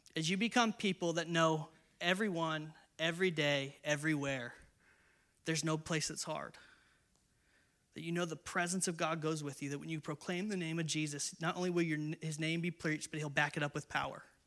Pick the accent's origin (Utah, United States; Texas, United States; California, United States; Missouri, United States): California, United States; San Diego; also born or lived in Inland Empire, California / Northern Ireland; I'm from San Diego